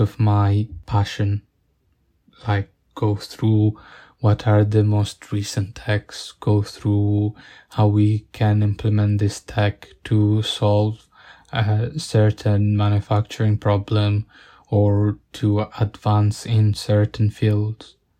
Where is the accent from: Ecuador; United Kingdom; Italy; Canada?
Italy; growing up in Italian, Italian countryside